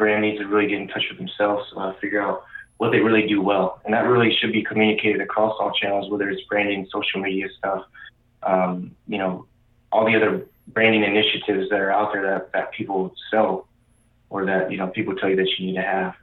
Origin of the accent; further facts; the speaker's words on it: Indianapolis, Indiana, United States; now in Arizona, United States; I'm originally from the Midwest, so Indianapolis